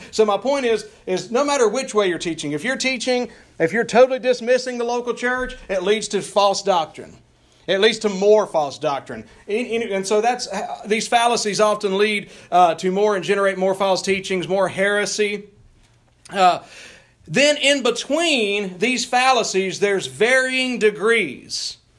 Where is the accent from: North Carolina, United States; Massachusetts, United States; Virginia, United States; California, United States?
North Carolina, United States; I'm fresh from North Carolina here.